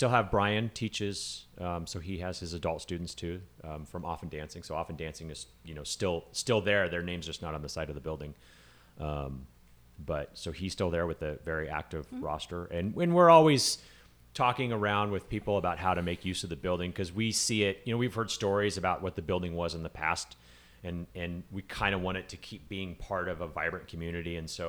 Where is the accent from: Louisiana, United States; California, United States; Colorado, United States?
California, United States; now in San Diego, United States; I mean, I grew up in California, up and down the state, and I moved to San Diego for college in the 90s